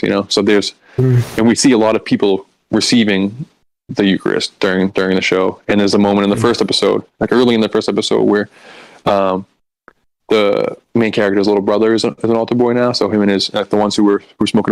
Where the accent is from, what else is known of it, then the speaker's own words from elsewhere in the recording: Boston, Massachusetts, United States; we all grew up Catholic. I'm from Boston. We just all grew up Catholic